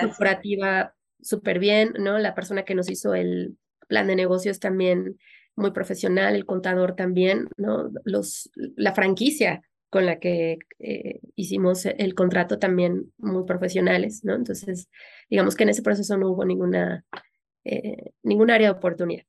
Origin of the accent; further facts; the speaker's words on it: Mexico City, Mexico; also born or lived in Orlando, Florida; somos de la, de la Ciudad de México y decidimos establecernos en, Florida, en Orlando